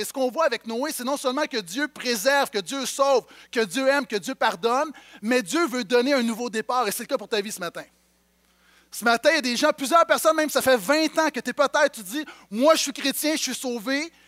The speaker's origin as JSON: {"language": "French", "town": "Montreal", "region": "Quebec", "country": "Canada", "tie": "born or raised there", "said": "j'ai grandi à Montréal"}